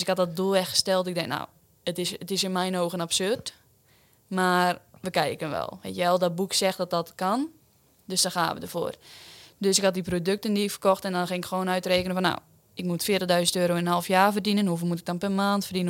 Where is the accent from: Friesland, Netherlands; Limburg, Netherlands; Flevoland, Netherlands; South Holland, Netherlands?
Flevoland, Netherlands; Urk; 22 jaar, kom uit Urk.